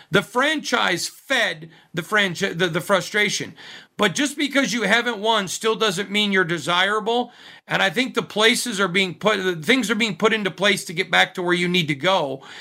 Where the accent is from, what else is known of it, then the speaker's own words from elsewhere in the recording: Midwest, United States; now in Las Vegas, United States; Sorry, I'm from the Midwest.